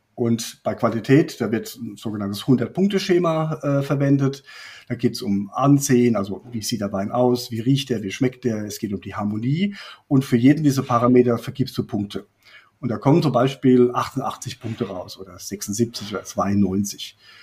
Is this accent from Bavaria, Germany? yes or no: no; Rhineland-Palatinate, Germany; Ich komme aus, äh, aus der Pfalz